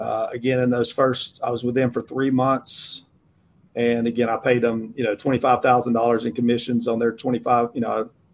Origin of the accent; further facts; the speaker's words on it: United States; I'm born and raised in this kind of geographic region, Western North Carolina, Northeast Georgia